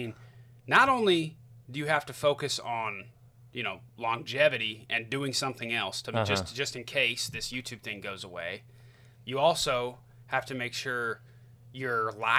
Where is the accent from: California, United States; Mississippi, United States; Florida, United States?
Florida, United States; born there; I remember, I was born in Florida, and my grandparents still live in Florida, right? And, you know, my parents were kind of hippies, so we moved all over the place.